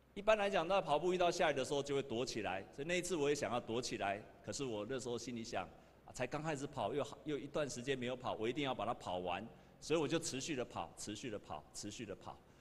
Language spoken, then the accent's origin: Chinese; Taiwan; 我们台湾人